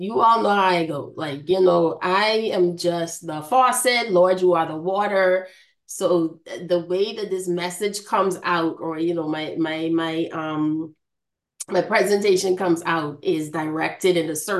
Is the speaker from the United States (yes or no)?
no; Bahamas; moved away; I am from the Bahamas. My hometown is very important to me.